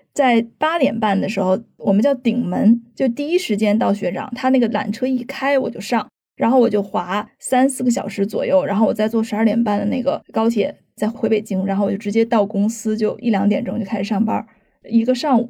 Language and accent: Chinese; China; 这是让我自己作为一个中国人也很振奋的一点